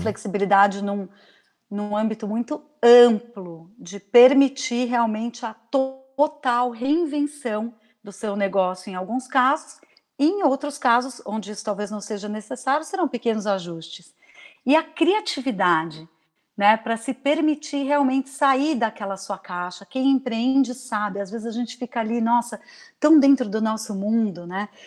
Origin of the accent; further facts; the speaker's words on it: Brazil; moved away as an adult; also born or lived in Maui, Hawaii / São Paulo, Brazil; now in Vancouver, Canada; eu saí do Brasil para passar um ano fora e acabei ficando por oito anos uhum. fora do Brasil.